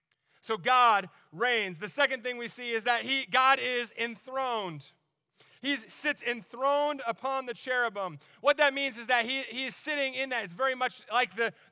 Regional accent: New Jersey, United States; accent: Jersey; also born or lived in North Carolina; I grew up in New Jersey. Like, we said awesome all the time. And, like, we would say it like that, too, because, like, I had a really thick Jersey accent.

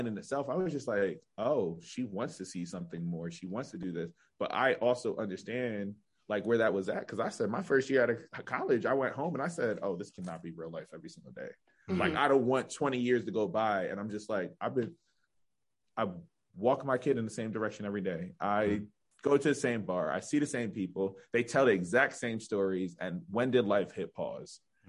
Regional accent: Pittsburgh, Pennsylvania, United States; I'm still in Pittsburgh

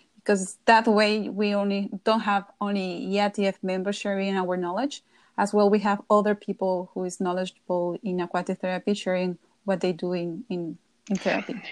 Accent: Querétaro, Mexico; my hometown, that was Querétaro

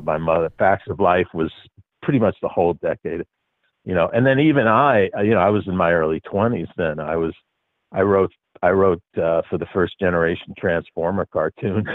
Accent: New York, United States; I grew up in New York.

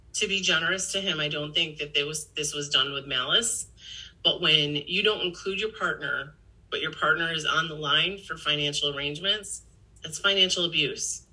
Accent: Victor, United States; my hometown of Victor

